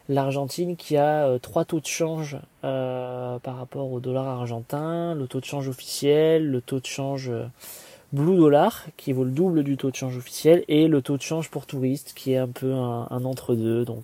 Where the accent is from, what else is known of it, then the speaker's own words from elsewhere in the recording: Marseille, Provence-Alpes-Côte d'Azur, France; j'ai essayé de leur expliquer que je venais de Marseille et que j'étais très content de voir, de voir un maillot de l'OM